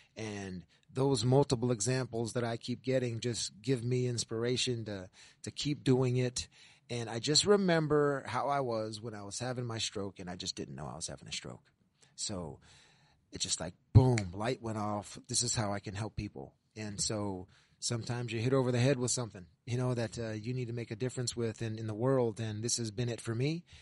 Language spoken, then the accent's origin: English; California, United States; moved away as an adult; now in New England, United States; I'm from California